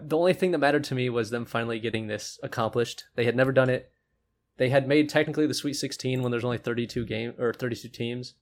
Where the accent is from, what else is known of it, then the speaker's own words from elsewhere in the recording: Omaha, Nebraska, United States; I'm from Omaha